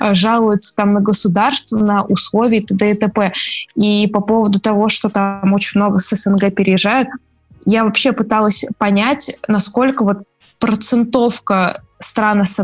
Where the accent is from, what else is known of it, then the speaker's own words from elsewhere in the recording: Russia; Я из России